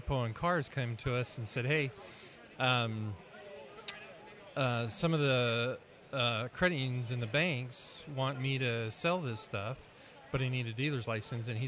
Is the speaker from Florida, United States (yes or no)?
no; Spokane, Washington, United States; grew up in Spokane in the first 15 years of my life